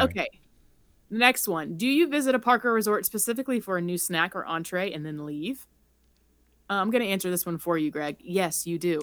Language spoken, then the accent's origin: English; Charleston, South Carolina, United States; moved away as an adult; now in Colorado, United States; I grew up in Charleston